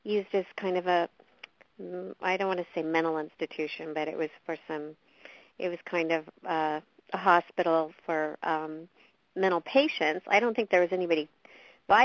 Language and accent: English; California, United States; being born and raised in California to be in Missouri in the winter